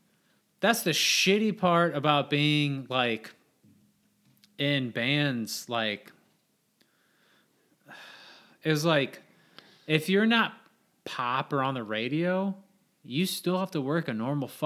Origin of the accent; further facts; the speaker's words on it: Hebron, Indiana, United States; but Hebron, growing up in Hebron, there was a solid 4 bands